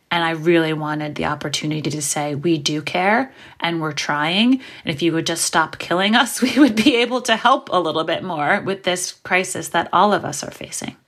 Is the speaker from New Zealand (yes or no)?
no; New York City, New York, United States; I'm from New York City, and I grew up in Brooklyn in the eighties